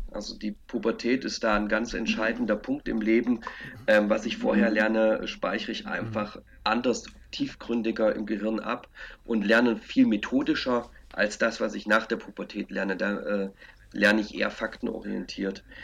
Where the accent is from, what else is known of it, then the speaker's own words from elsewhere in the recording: East Germany, Germany; Äh, ich bin ein Kind der DDR. Wir hatten den polytechnischen Unterricht, hatte ich bis zur vierten Klasse.